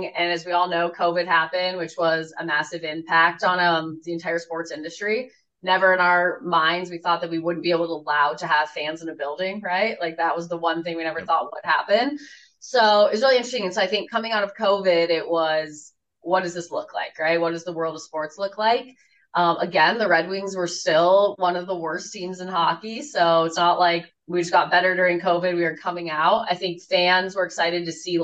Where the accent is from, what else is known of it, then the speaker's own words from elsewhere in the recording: Colorado, United States; moved away as an adult; now in Detroit, United States; I grew up in Colorado as an Avalanche fan